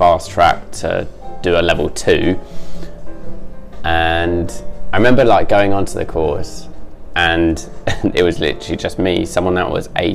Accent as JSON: {"language": "English", "town": "Camberley", "region": "South East England", "country": "United Kingdom", "tie": "born or raised there", "also_born_or_lived": "Ramsgate, Kent", "said": "at a young age, yeah, my parents moved into the Camberley area. And a few different homes, but majority of my life I grew up on Heatherside."}